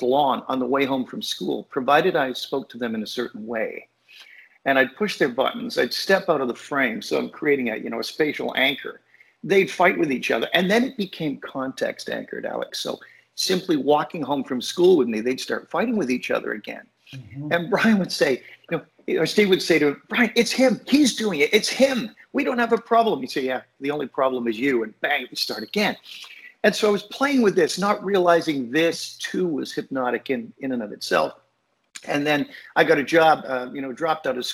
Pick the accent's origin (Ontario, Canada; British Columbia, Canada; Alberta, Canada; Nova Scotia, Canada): Ontario, Canada; Toronto; also born or lived in Oldham, England; My mom, my sister, and I grew up in Toronto, age 4 on. I'm 67 now, so 63 years in Toronto